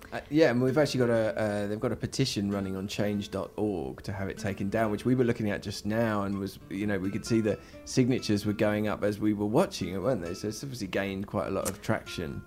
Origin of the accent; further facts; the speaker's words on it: United Kingdom; now in Spain; I'm a British migrant